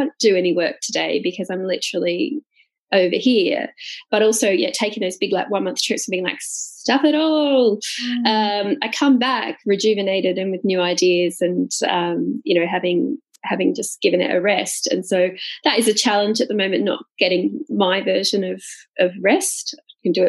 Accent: Gold Coast, Queensland, Australia; I'm from the Gold Coast, very beautiful, there's beaches

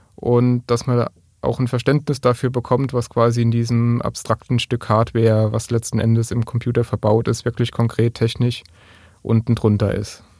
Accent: Kaiserslautern, Rhineland-Palatinate, Germany; komme ich aus Kaiserslautern

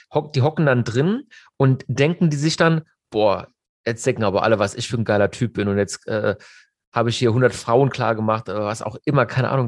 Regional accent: Mannheim, Baden-Württemberg, Germany; bei uns in Mannheim

